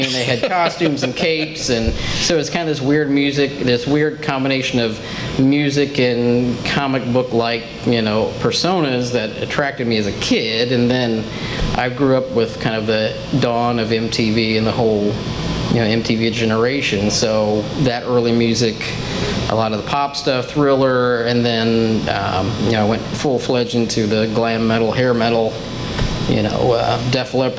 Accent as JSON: {"language": "English", "town": "Petersburg", "region": "Indiana", "country": "United States", "tie": "born or raised there", "also_born_or_lived": "Washington, Indiana", "said": "the town right next to it, Petersburg, Indiana, is what I call my hometown. That's where I grew up"}